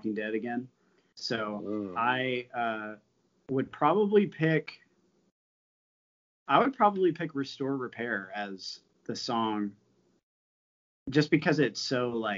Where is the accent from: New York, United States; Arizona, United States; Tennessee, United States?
Tennessee, United States; Nashville; growing up in Nashville